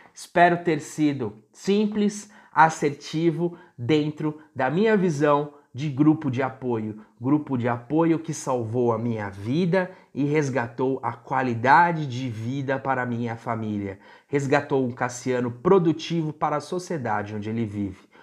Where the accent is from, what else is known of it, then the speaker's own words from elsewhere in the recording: Brazil; moved away; no interior onde eu fui criado